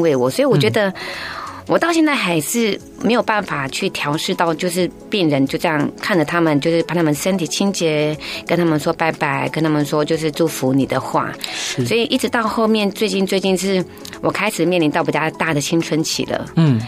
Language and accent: Chinese; Taiwan; 我平常在部落长大